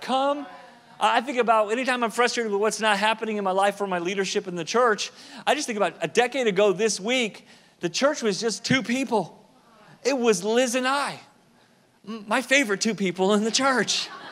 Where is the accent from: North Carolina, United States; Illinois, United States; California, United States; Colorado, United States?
California, United States; Southern; I lived in Southern California at the time, at the time grew up there as a kid